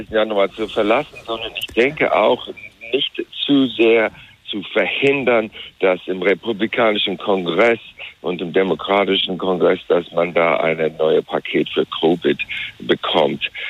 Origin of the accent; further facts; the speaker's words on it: Wyoming, United States; German is a second language; Ich komme aus Wyoming. Wyoming, da waren für Donald Trump äh, mehr als in irgendeinem anderen Bundesstaat